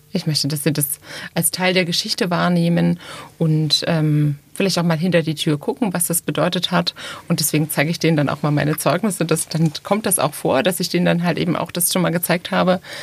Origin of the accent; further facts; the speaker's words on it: Thuringia, Germany; moved away as an adult; now in Baden-Württemberg, Germany; ich bin in Thüringen groß geworden